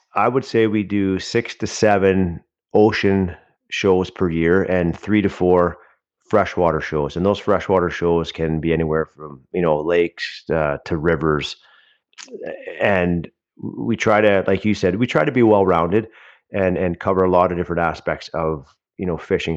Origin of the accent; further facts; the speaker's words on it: Pitt Meadows, British Columbia, Canada; I grew up in the Lower Mainland, uh, of British Columbia, uh, in Pitt Meadows.